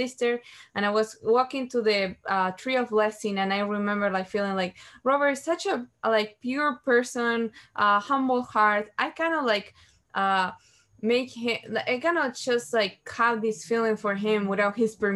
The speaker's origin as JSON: {"language": "English", "country": "Uruguay", "said": "I'm from Uruguay, and I was 19 years old"}